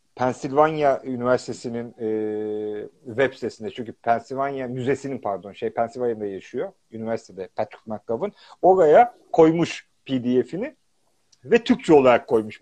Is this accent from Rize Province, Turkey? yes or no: yes; Pazar, Rize Province, Turkey; ben de Rizeliyim. Atinalıyız işte. Pazarlıyız.